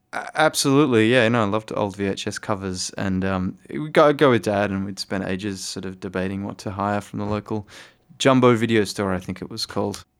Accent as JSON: {"language": "English", "town": "Fremantle", "region": "Western Australia", "country": "Australia", "tie": "born or raised there", "said": "I grew up in Fremantle, which is a bit of a hippie town"}